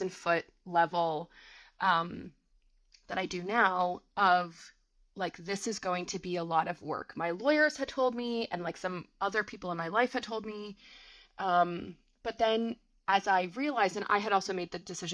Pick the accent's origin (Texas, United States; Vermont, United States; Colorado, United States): Vermont, United States; moved away; also born or lived in New York City; I grew up in a very small town in Vermont. Still to this day, my hometown does not have a traffic light